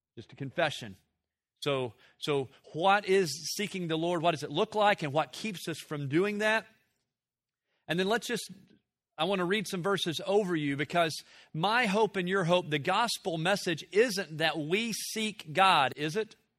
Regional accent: Tennessee, United States; I grew up in Tennessee in the, in the late sixties, seventies

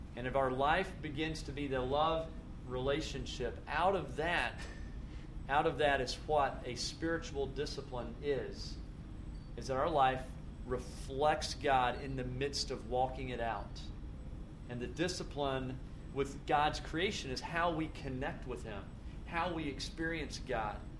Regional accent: Tennessee, United States; moved away; where I grew up was in Tennessee, and it was floods and tornadoes

